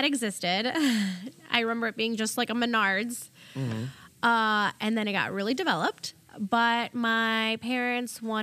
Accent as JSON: {"language": "English", "town": "Valparaiso", "region": "Indiana", "country": "United States", "tie": "born or raised there", "first_language": "German", "second_language": "English", "said": "I went to a Head Start in Valpo"}